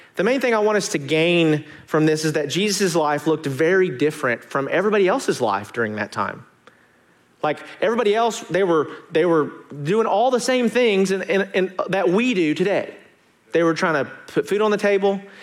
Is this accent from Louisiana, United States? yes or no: no; Arkansas, United States; moved away; I'm from Arkansas